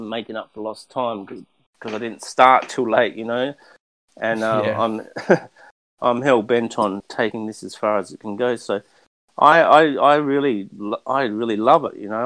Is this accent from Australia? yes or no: yes; Australia; now in Los Angeles, United States; I'm a figurative painter from Australia. I live in Los Angeles